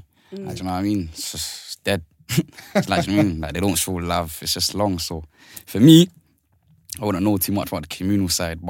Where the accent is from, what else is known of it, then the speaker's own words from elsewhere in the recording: Shepherd's Bush, London, United Kingdom; Shepherd's Bush, East Acton.